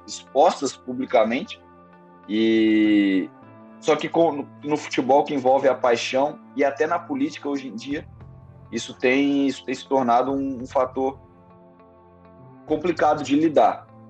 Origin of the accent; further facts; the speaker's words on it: Belo Horizonte, Minas Gerais, Brazil; now in Ribeirão Preto, Brazil; Sou Belo Horizontino, é, nascido e criado em Belo Horizonte, Minas Gerais